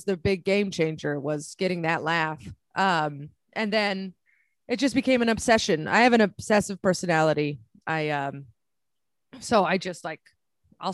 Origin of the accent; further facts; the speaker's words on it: San Francisco, California, United States; moved away as an adult; also born or lived in San Diego / New York City; I'm originally from San Francisco